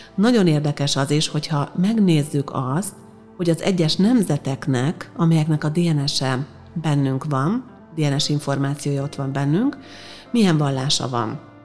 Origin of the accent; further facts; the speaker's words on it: Hungary; én egyébként magyar vagyok.